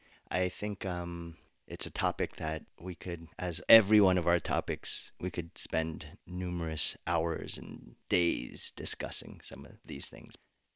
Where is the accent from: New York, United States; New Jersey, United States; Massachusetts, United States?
New Jersey, United States; accent: Jersey; When I start, my Jersey accent just slips out.